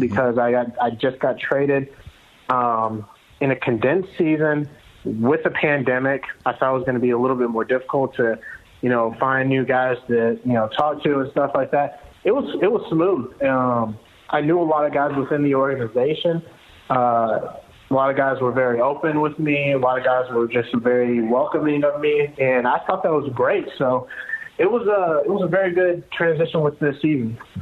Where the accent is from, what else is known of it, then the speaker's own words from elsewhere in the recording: outside of Atlanta, Georgia, United States; I'm from outside of Atlanta